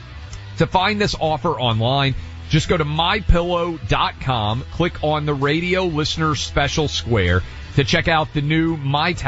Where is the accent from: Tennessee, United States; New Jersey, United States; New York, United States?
Tennessee, United States; Nashville; my hometown of Nashville